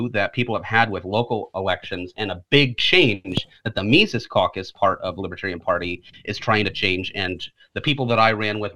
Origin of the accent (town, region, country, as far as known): Indiana, United States; born or raised there